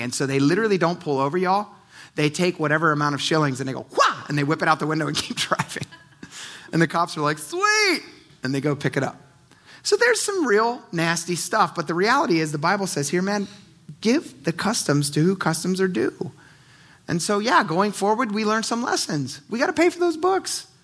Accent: United States; as American Christians

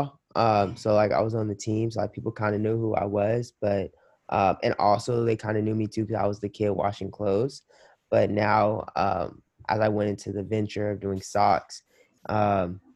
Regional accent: Los Angeles, California, United States; moved away as an adult; also born or lived in Minnesota; I'm from Los Angeles, California

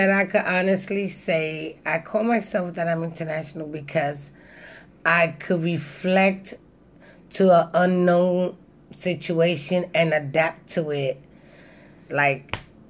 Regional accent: New York City, New York, United States; moved away as an adult; also born or lived in Manhattan, New York; now in Philadelphia, United States; I'm originally was born in Manhattan, New York, but I was raised in the Bronx.

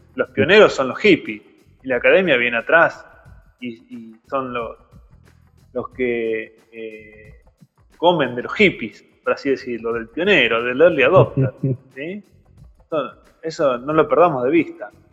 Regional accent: Mar del Plata, Buenos Aires Province, Argentina; moved away as an adult; also born or lived in Campana; now in Chascomús, Argentina; Yo nací en Mar del Plata y estudié allá eh, y después me fui a vivir a Campana, después me mudé a Cachas Comús en 2007

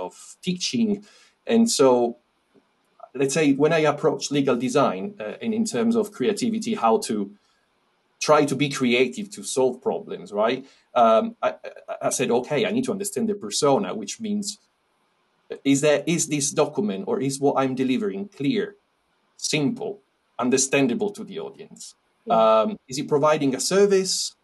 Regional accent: Italy; moved away as an adult; also born or lived in France / Netherlands; now in United Kingdom; originally I'm from Italy, you can probably tell

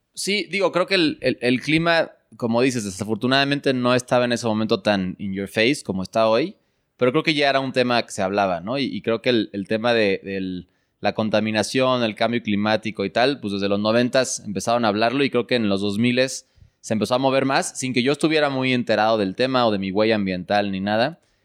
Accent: Mexico City, Mexico; mis papás nacieron aquí en México y yo nací aquí en México

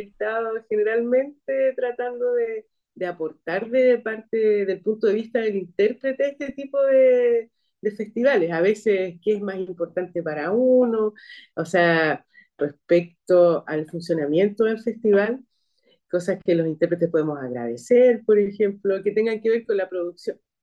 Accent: Valparaíso, Chile; yo soy de aquí, de Valparaíso

